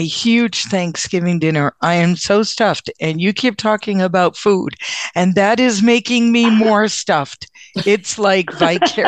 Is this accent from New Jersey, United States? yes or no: no; Connecticut, United States; now in Massachusetts, United States; Connecticut originally, and now I live in Massachusetts